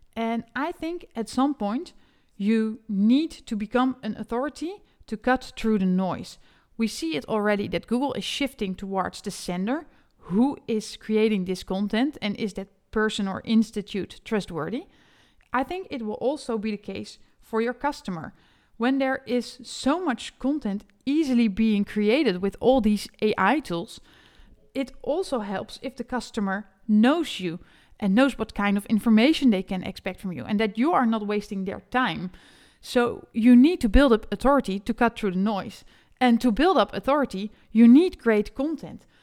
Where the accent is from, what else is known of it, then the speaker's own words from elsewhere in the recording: Netherlands; English is a second language; an SEO specialist from the Netherlands